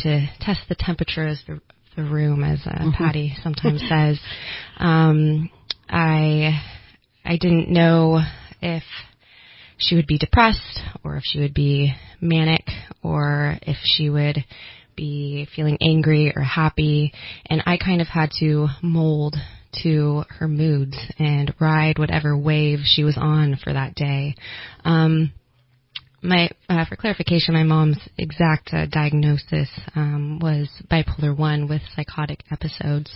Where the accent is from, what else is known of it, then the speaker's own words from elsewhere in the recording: Redding, California, United States; now in Sacramento, United States; I was raised in the Redding area. I currently reside in Sacramento.